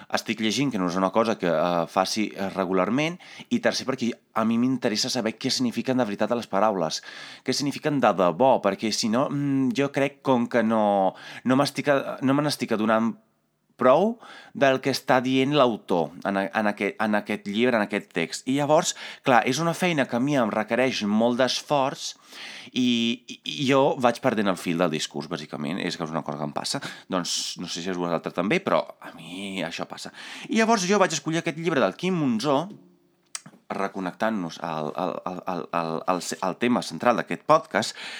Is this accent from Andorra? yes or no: no; Italy; Catalan is a second language; moved away; jo sóc d'Itàlia